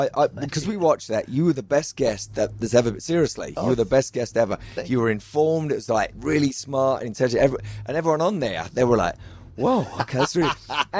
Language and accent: English; London, United Kingdom; I'm from London